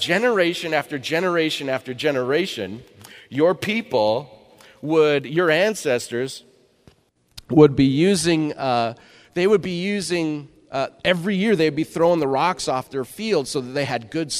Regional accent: Eastern Washington, United States; I grew up in Eastern Washington

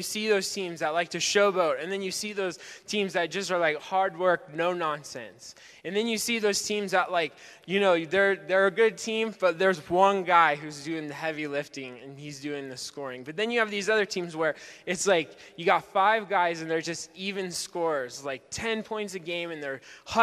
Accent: Spokane, Washington, United States; I grew up in Spokane

